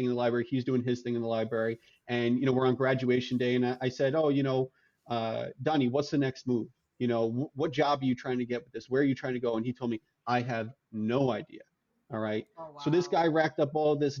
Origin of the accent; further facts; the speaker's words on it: New York, United States; I'm from New York, and so going to SUNY Albany for undergrad